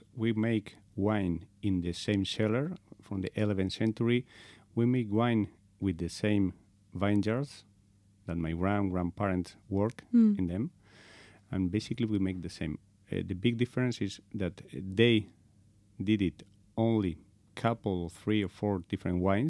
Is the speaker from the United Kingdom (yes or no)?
no; Spain; English is a second language; also born or lived in Segovia, Spain; I'm from Spain. I'm living in a very small place in Segovia, is the province